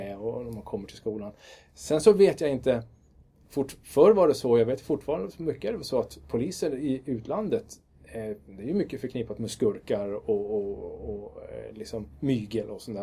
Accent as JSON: {"language": "Swedish", "town": "Kiruna", "region": "Norrbotten County", "country": "Sweden", "tie": "born or raised there", "also_born_or_lived": "Lund", "said": "jag är född i Lund och uppvuxen i Kiruna"}